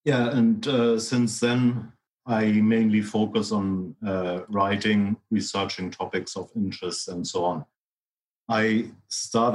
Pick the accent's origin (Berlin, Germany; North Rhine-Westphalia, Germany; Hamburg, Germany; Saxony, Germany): Hamburg, Germany; moved away as an adult; now in Sligo, Ireland; I was born in Hamburg in 64, moved to Sligo in my 30s, Sligo in Ireland